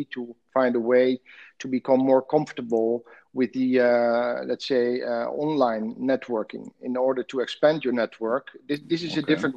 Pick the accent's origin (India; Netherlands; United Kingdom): Netherlands; moved away as an adult; now in Dubai, United Arab Emirates; I'm originally from the Netherlands